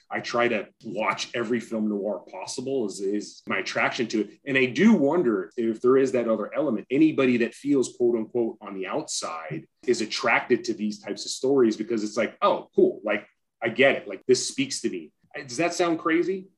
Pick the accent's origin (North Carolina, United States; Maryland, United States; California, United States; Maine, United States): California, United States; Orange County; also born or lived in Los Angeles; I was born in LA, I grew up in Orange County